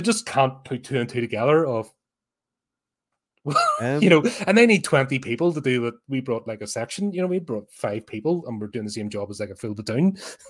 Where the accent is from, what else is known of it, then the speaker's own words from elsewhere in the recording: United Kingdom; But as a Brit, you have no choice.